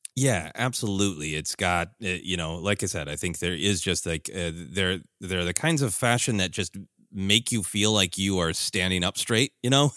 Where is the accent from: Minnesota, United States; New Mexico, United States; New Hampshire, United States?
Minnesota, United States; moved away; growing up in Minnesota